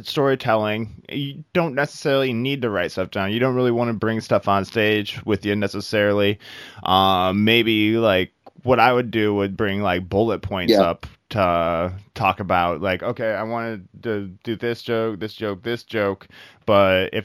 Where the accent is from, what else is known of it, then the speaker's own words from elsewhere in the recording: Iowa, United States; moved away; I'm originally from Iowa